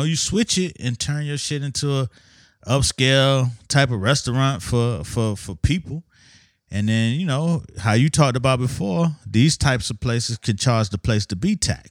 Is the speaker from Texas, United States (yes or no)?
no; Miami, Florida, United States; I grew up in Miami in the 70s and 80s. As probably the only Muslim in my neighborhood that I knew.